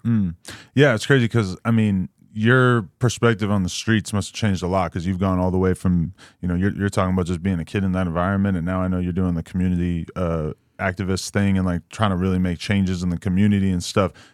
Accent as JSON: {"language": "English", "region": "East Coast", "country": "United States", "said": "I'm from the East Coast"}